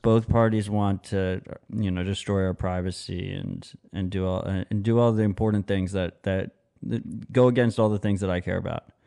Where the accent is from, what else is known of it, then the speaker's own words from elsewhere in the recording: United States; as an American